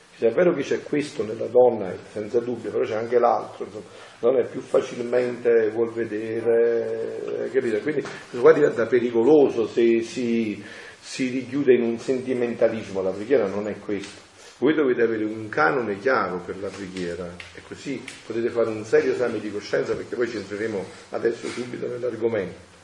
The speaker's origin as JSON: {"language": "Italian", "area": "Naples area", "region": "Campania", "country": "Italy", "said": "al mio paese"}